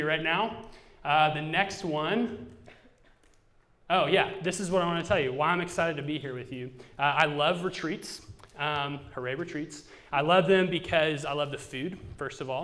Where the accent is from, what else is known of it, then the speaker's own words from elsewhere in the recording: Georgia, United States; also born or lived in Raleigh, North Carolina / St. Louis, Missouri; now in Cincinnati, United States; I am from Georgia, but I've lived in several places. So I've lived in Raleigh, North Carolina, and also before Cincinnati in St. Louis, Missouri.